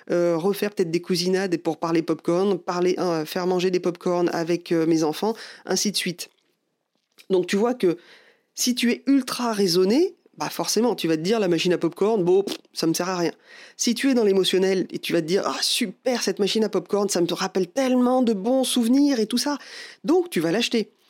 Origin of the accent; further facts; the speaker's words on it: France; Bon, bah, je suis désolé, mais déjà en tant que Français, on est râleur.